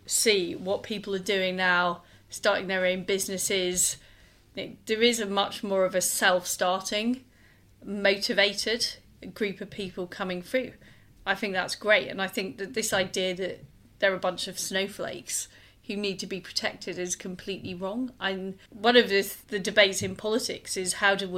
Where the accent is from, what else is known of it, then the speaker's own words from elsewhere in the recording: Leeds, Yorkshire and the Humber, United Kingdom; moved away as an adult; now in London, United Kingdom; I grew up in Leeds. I moved to London in the 1990s.